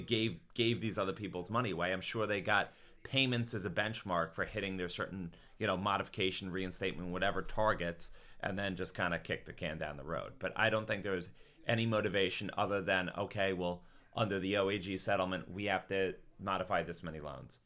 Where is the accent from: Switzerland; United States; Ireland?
United States; South Shore, Long Island, New York; also born or lived in Boston; South Shore, Long Island